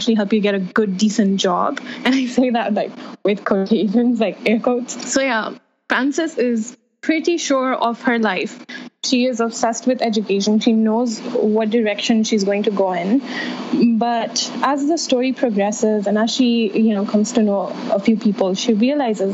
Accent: Saudi Arabia; I come from Saudi Arabia, where we don't have that at all

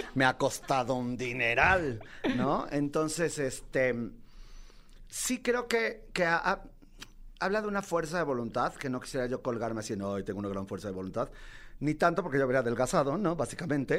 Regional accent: Mexico; also born or lived in New York, United States; vengo de Mexicalpan de las Tunas

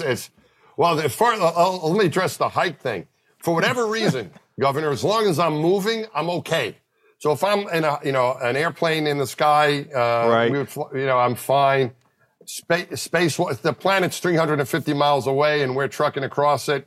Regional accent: Franklin Square, New York, United States; I grew up out just out of Queens in New York, just outside of New York City. My hometown was my home when I was a little kid, Franklin Square.

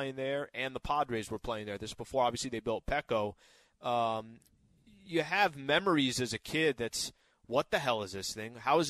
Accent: San Diego, California, United States; growing up in San Diego

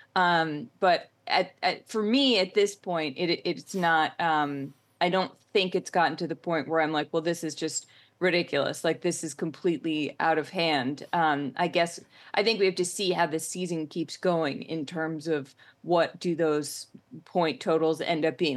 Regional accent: Boston, Massachusetts, United States; I'm from Boston

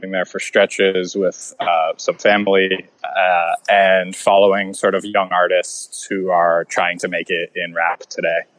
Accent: Orlando, Florida, United States; moved away as an adult; I grew up in Florida, so I grew up in the in the South, but like so far south that it's not even really the South anymore. Uh, you know, like Orlando, Florida, not exactly a bastion of any kind of culture, even Southern culture.

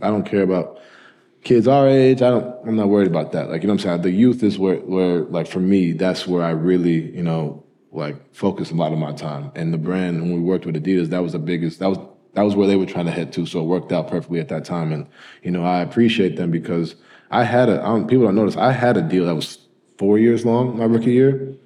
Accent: New York, United States; also born or lived in Louisville / Utah / Cleveland; now in Connecticut, United States; I grew up in New York, you know, went to private school in Connecticut, and I currently live in Connecticut now

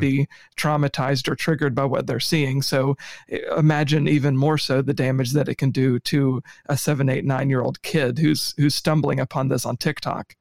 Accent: United States; as an American

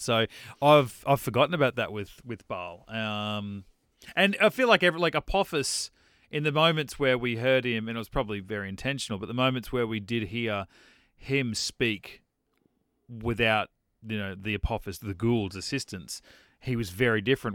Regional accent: Australia; I'm Australian

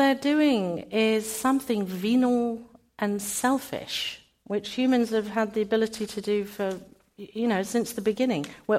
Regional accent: United Kingdom; I'm British.

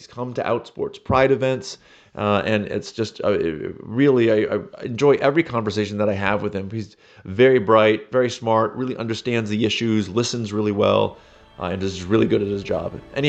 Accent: United States; as an American

